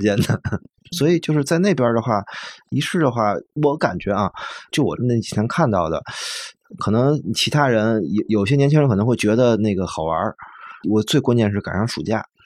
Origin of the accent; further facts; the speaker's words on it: Beijing, China; moved away as an adult; 我自己的户口在东城嗯。我的学校都在东城。然后我家在朝阳，反正就这两个地儿嘛。然后我自己亲戚家，除了我爸那边儿就亲戚在丰台